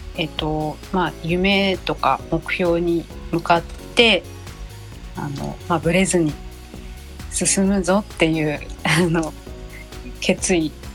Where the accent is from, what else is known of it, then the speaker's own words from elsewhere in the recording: Fukushima, Japan; moved away as an adult; also born or lived in Tokyo; now in Nagoya, Japan; 私福島出身なので